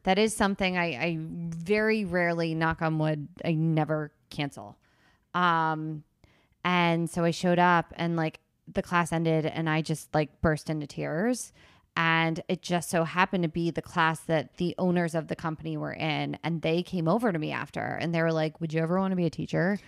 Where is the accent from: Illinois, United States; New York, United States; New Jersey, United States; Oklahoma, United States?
New Jersey, United States; Princeton; I grew up in Princeton, New Jersey